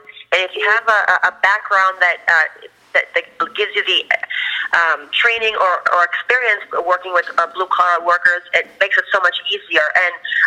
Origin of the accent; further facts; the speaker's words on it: Boston, Massachusetts, United States; now in Florida, United States; I'm from Boston originally.